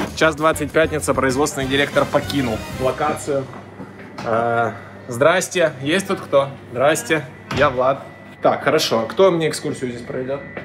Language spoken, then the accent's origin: Russian; Poltava, Poltava Oblast, Ukraine; Я родился в Полтаве